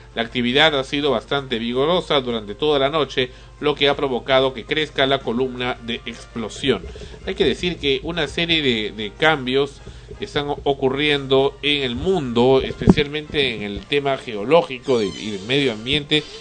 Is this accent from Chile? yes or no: no; Peru; somos peruanos